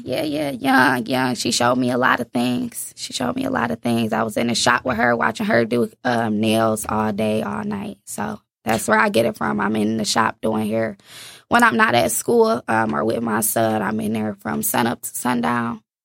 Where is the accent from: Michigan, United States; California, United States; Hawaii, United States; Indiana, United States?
Michigan, United States; Inkster; I was born in Inkster, Michigan